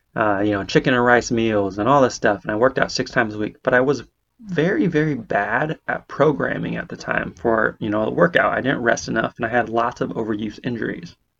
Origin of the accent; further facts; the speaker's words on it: Bay Area, California, United States; moved away as an adult; now in Portland, Maine, United States; I'm originally from California on the West Coast, Bay Area specifically